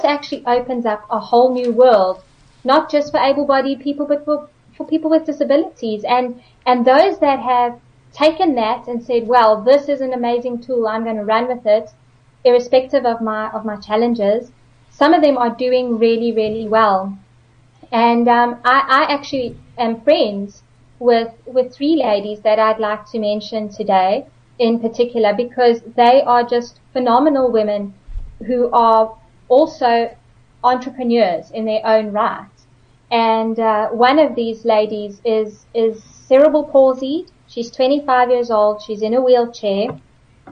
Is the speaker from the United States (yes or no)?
no; George, Western Cape, South Africa; my hometown of George